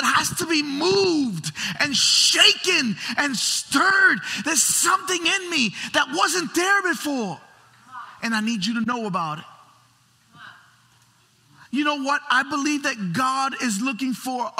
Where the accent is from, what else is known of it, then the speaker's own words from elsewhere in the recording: New York City, New York, United States; I grew up in New York City.